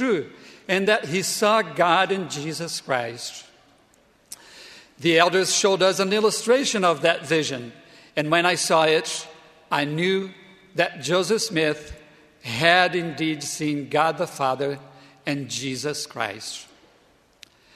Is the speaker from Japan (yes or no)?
no; Brazil; moved away as an adult; also born or lived in Provo, Utah; my home country, Brazil